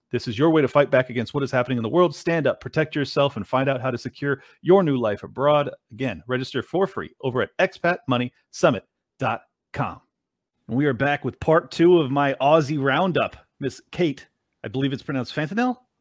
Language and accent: English; California, United States; moved away as an adult; flee my, my home state, which I love so much in California